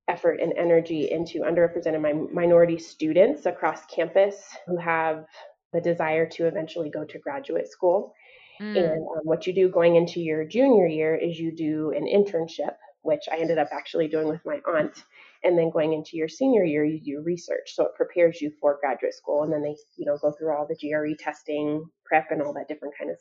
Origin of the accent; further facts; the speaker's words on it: Aurora, Colorado, United States; I'm born and raised in Colorado, in Aurora